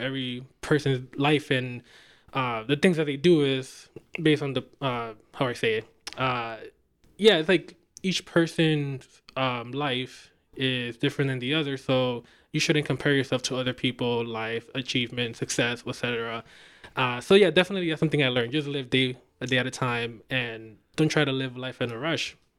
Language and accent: English; New York City, New York, United States; I'm from uptown